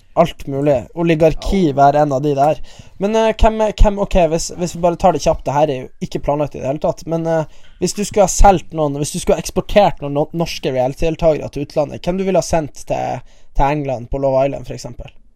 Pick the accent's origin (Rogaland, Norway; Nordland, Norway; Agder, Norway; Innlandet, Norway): Nordland, Norway; Bodø; Jeg er fra Bodø